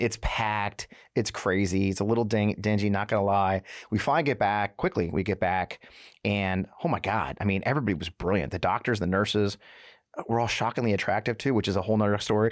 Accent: St. Louis, Missouri, United States; I grew up here in Saint Louis

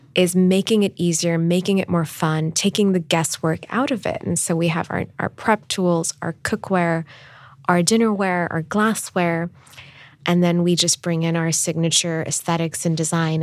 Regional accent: Islamabad, Islamabad Capital Territory, Pakistan; moved away as an adult; also born or lived in Stanford, California / Dubai; growing up in Pakistan. I thought I would always live in my hometown of Islamabad

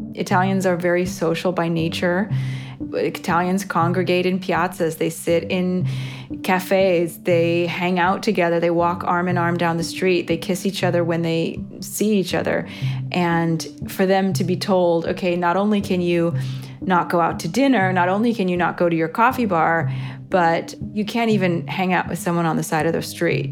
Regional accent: United States; now in Rome, Italy

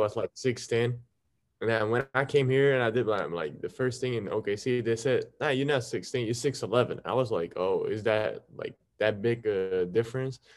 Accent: Belgium; English is a second language; I'm coming from Belgium

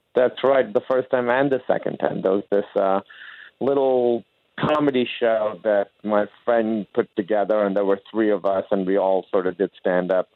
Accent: Pakistan; moved away as an adult; also born or lived in Grinnell, Iowa; I came from Pakistan, and our academic system there was so much harder than uh, college was

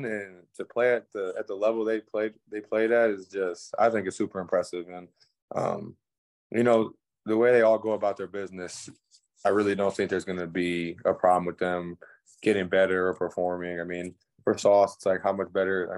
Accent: Michigan, United States; I'm from Michigan

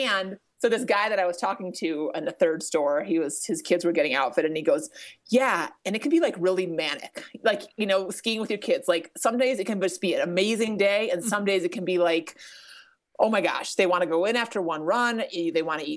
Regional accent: Minnesota, United States; now in Colorado, United States; it was more convenient for me to learn to ski in Minnesota

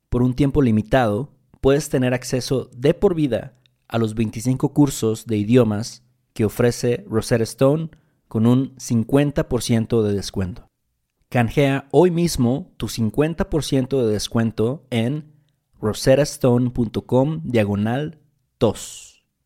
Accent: Veracruz, Mexico; somos de Veracruz

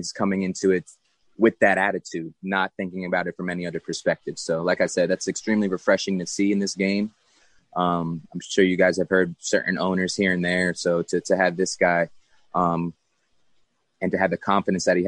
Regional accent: Long Island, New York, United States; New York, it's my hometown

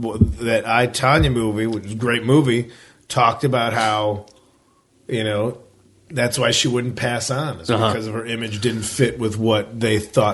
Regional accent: Addison, United States; born or raised there

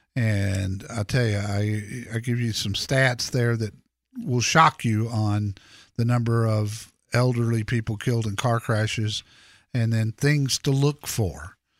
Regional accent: Dallas, Texas, United States; I grew up in Dallas

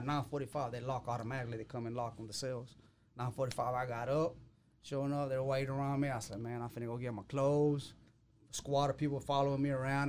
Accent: Waco, Texas, United States; I come from Waco.

